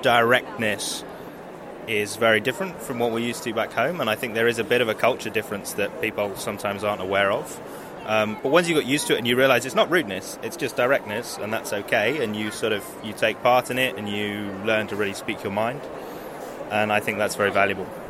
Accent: United Kingdom; now in Netherlands; being a Brit

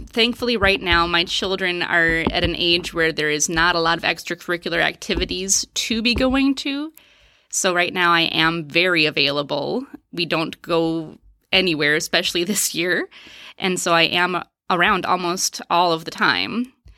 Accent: Waterloo, Wisconsin, United States; also born or lived in New York / Dominica; I grew up in Waterloo, Wisconsin, which is about two and a half hours south of here.

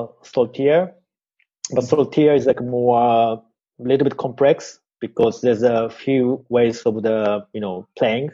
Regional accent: Japan; I'm from Japan

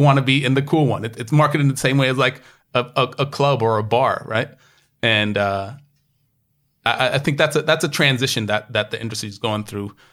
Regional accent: United States; now in New York, United States; me just being the American I am

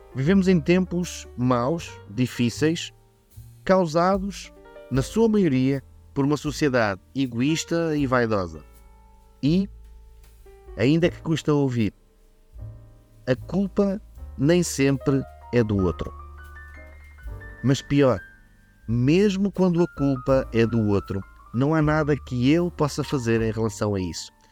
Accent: Vila Real, Norte, Portugal; eu sou de Vila Real

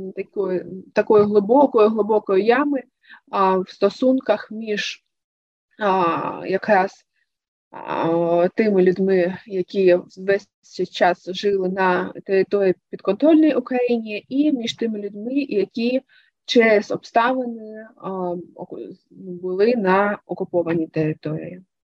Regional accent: Luhansk, Luhansk Oblast, Ukraine; moved away; мій рідний Луганськ

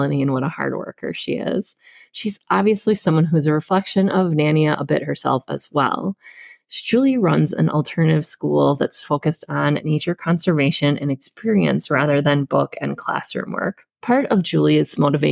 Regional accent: Spider Lake, Wisconsin, United States; I'm from Wisconsin and I also grew up on Spider Lake

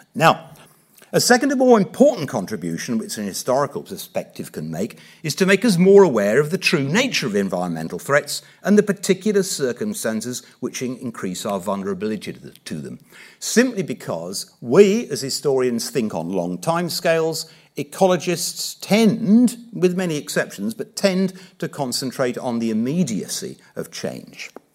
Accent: Watford, East of England, United Kingdom; now in Norfolk, United Kingdom; I was brought up in Watford in the nineteen sixties.

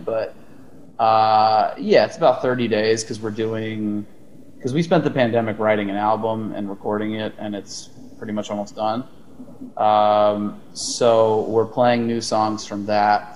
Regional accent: Texas, United States; moved away as an adult; also born or lived in Austin, Texas; now in Los Angeles, United States; we're all from Austin, originally from different places in Texas

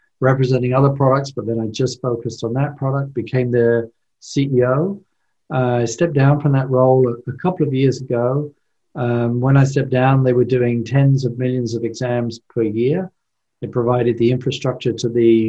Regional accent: London, United Kingdom; moved away as an adult; now in United States; I was born and raised in London, England

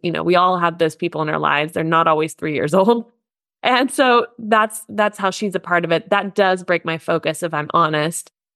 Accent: United States; now in Germany; I'm an American living in Germany, though still learning the language

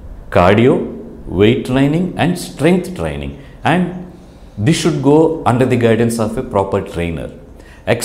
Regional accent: India; Being an Indian

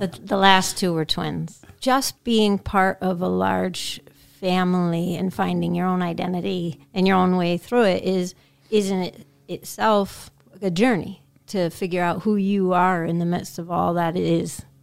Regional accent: Pittsfield, Massachusetts, United States; I grew up in Pittsfield

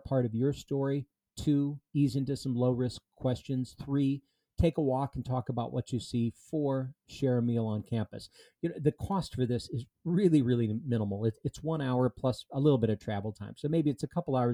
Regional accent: southeastern Minnesota, United States; I grew up in southeastern Minnesota

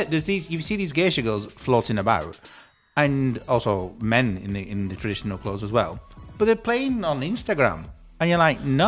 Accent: United Kingdom; first language English; But thank God I'm British. Thank God I was born speaking this language.

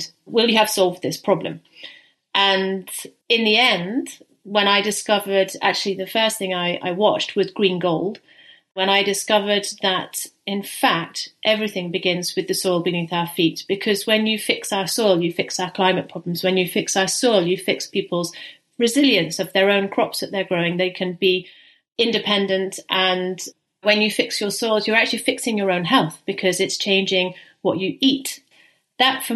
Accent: St Andrews, Scotland, United Kingdom; now in Netherlands; I live in the Netherlands, I'm from Scotland, I'm from the UK. Very appropriate that it's St Andrew's Day today, because I'm actually from St Andrew's

